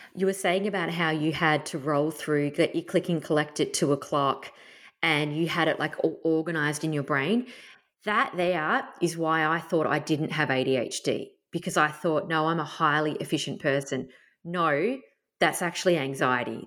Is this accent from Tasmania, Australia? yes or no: yes; Tasmania, Australia; moved away; I grew up camping in Tassie